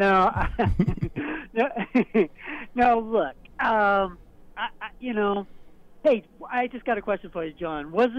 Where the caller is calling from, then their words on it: Portland, Maine, United States; from Portland, Maine.